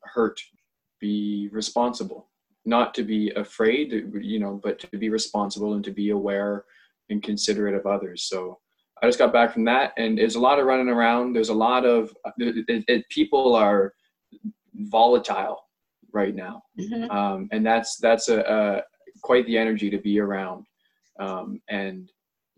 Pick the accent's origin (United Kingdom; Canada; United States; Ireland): Canada; Ontario; now in White Rock, Canada; I grew up in Ontario, in somewhat of a rural community